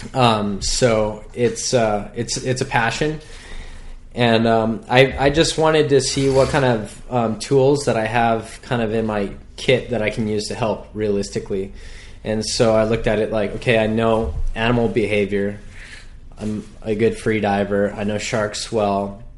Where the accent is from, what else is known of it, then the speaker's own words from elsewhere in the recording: North Shore, Hawaii, United States; I was born and raised on the North Shore